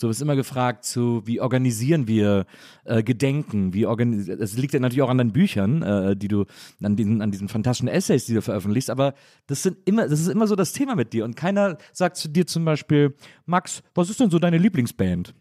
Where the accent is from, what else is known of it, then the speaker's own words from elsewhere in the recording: Cologne, North Rhine-Westphalia, Germany; als Kölner